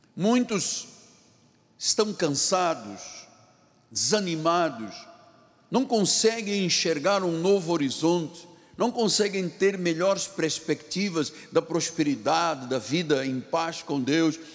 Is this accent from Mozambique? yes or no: no; Portugal; na minha terra, em Portugal